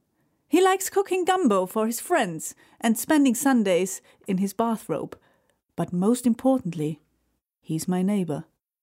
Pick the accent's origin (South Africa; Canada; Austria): Austria; moved away; you might hear it from my accent, and maybe I have told you before, I am Austrian, so obviously I speak a little bit of German as well.